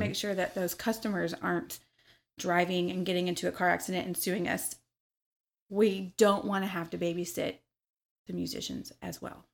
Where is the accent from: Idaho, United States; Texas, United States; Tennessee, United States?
Tennessee, United States; Memphis; also born or lived in Missouri; now in Louisville, United States; I did a lot of my growing up in Memphis, Tennessee. I was born in Missouri